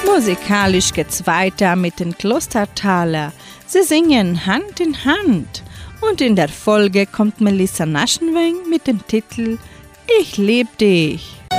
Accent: Brazil; Bei uns in Brasilien

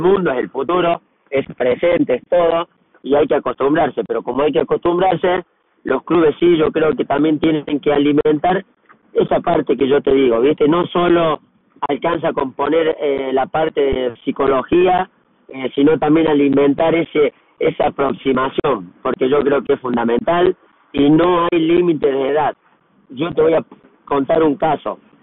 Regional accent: Argentina; now in Brazil

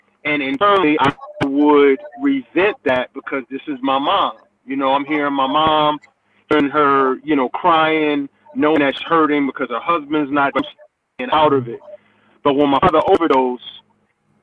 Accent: Newark, New Jersey, United States; also born or lived in East Orange, New Jersey; growing up in East Orange and in Newark

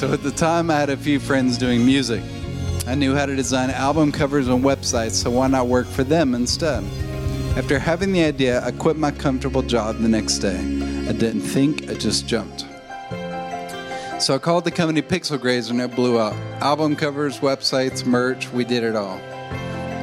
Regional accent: Hendersonville, Tennessee, United States; also born or lived in Nashville, Tennessee; I was born in Nashville, Tennessee, and I grew up in a suburb called Hendersonville

